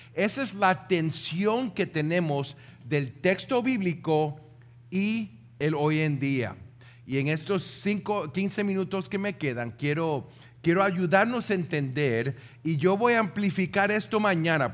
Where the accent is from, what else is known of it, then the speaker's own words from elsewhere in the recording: Puerto Rico; nosotros como puertorriqueños